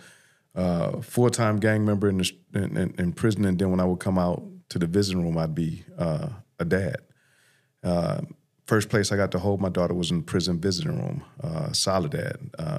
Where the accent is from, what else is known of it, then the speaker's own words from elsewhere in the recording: Los Angeles, California, United States; So I grew up in South LA or South Central, now known as South LA, in the 80s.